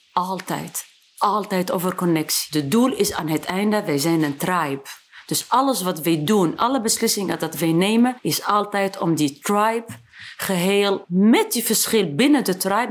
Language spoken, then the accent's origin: Dutch; Tunisia; Dutch is a second language; moved away as an adult; also born or lived in France; now in Netherlands; waar ik vandaan kom, je komt uit Afrika en uit Tunesië